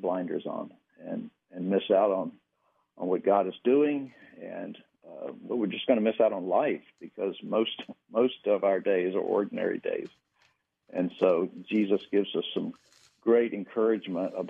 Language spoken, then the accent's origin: English; Danville, Virginia, United States; moved away; I went back to my hometown in Virginia, and back to Danville, where I grew up